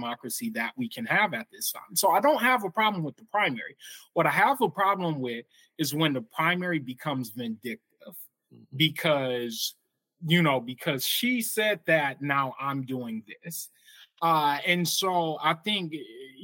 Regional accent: Michigan, United States; my home state of Michigan

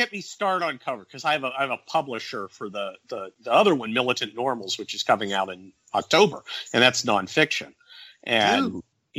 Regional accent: near San Francisco, Northern California, United States; also born or lived in Cincinnati, Ohio; now in Southern California, United States; I was born in Ohio, and then I moved to Northern California at like age six.

